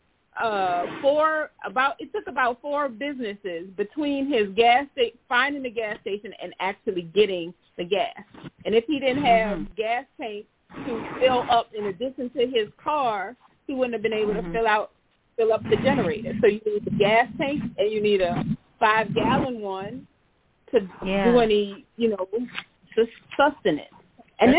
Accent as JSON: {"language": "English", "town": "New Orleans", "region": "Louisiana", "country": "United States", "said": "we are from New Orleans"}